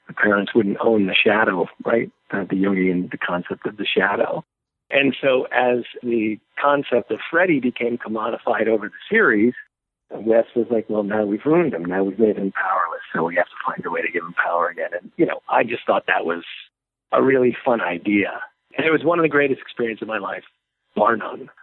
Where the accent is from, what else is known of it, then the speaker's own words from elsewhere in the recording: New Jersey, United States; now in Los Angeles, United States; as a kid growing up in New Jersey